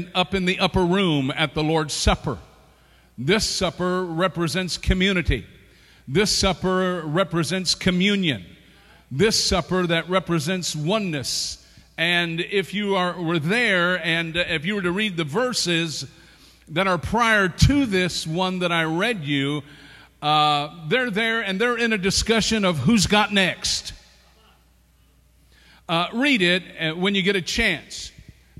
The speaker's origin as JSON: {"language": "English", "region": "the South", "country": "United States", "said": "I'm from the South"}